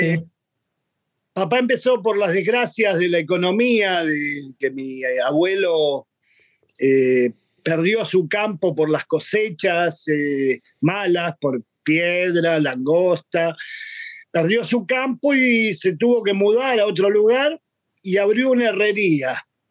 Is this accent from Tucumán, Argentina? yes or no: no; Buenos Aires, Argentina; Yo nací en Buenos Aires en el año 59